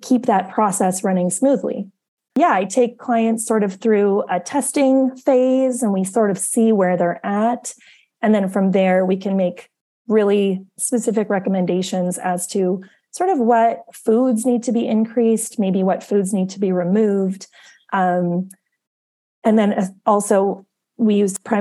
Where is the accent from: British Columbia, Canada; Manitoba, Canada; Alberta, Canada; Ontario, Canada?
Manitoba, Canada; Winnipeg; also born or lived in Arizona; I'm originally from Winnipeg.